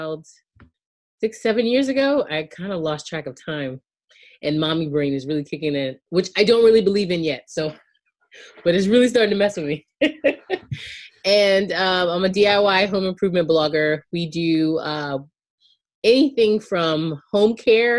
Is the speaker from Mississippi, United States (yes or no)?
no; outside of Charleston, Charleston County, South Carolina, United States; I grew up in outside of Charleston in Charleston County in South Carolina